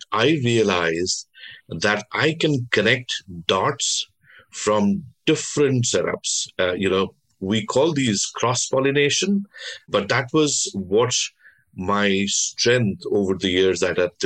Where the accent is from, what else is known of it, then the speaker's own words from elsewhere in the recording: Delhi, India; also born or lived in Bengal; So I was born in Delhi, but my parents, my ancestors came from Bengal.